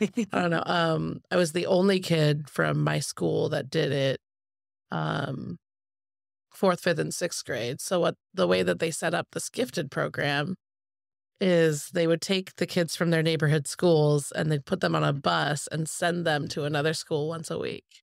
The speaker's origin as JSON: {"language": "English", "town": "Spokane", "region": "Washington", "country": "United States", "tie": "born or raised there", "moved": "yes", "lives_now": "Portland, United States", "said": "I grew up in Spokane, Washington"}